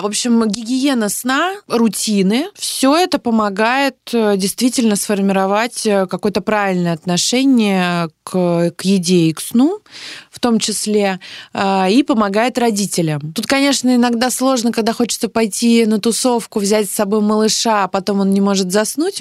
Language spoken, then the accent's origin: Russian; Saint Petersburg, Russia; Я из Петербурга